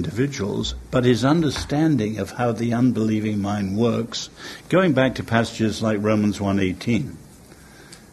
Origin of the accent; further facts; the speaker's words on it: England, United Kingdom; I'm English